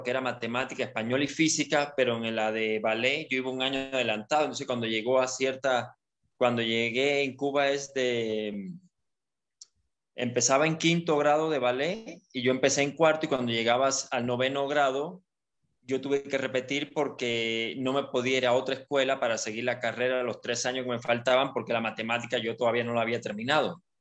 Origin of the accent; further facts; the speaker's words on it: Ukraine; Bueno, resulta que soy ucraniano, este